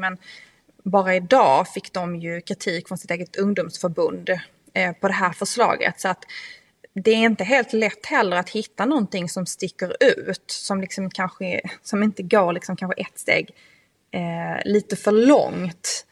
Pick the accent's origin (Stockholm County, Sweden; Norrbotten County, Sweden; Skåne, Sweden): Skåne, Sweden; min hembygd från Österlen